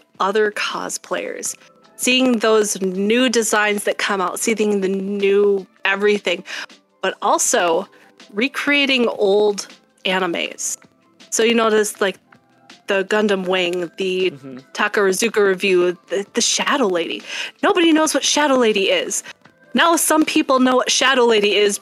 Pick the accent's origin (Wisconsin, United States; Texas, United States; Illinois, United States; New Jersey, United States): Wisconsin, United States; now in Minnesota, United States; I was born in Wisconsin